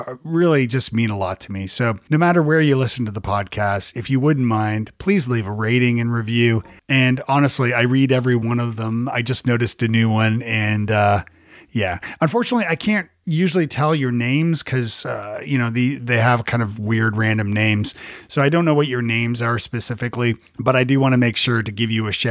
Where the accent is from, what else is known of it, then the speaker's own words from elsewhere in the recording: Toronto, Ontario, Canada; now in Nashville, United States; I'm from Toronto originally